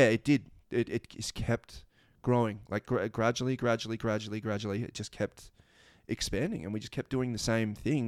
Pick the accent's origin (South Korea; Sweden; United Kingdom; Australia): Australia